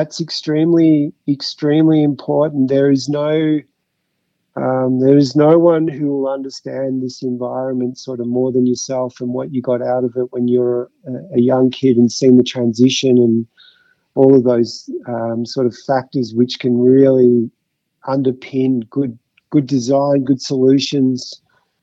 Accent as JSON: {"language": "English", "town": "Mount Beauty", "region": "Victoria", "country": "Australia", "tie": "born or raised there", "also_born_or_lived": "Fitzroy, Melbourne / Croydon, Melbourne", "lives_now": "Falls Creek, Australia", "said": "growing up in Mount Beauty and going to high school in Mount Beauty"}